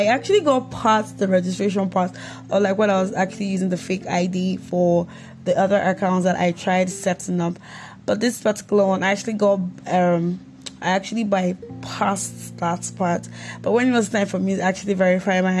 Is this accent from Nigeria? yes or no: yes; Nigeria; I'm from Nigeria